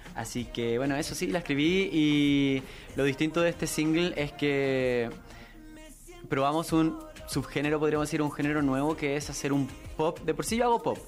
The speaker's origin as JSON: {"language": "Spanish", "town": "Santiago", "region": "Santiago Metropolitan Region", "country": "Chile", "said": "vengo de Chile, soy de Santiago"}